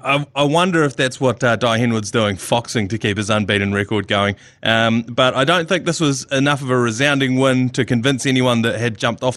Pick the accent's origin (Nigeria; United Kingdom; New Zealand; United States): New Zealand; where are you from? And I was like, New Zealand.